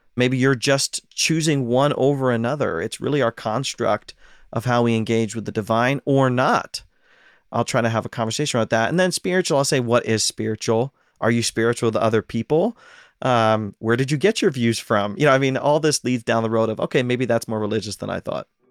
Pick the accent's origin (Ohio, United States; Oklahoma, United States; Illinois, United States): Ohio, United States; now in Pacific Northwest, United States; I'm from Ohio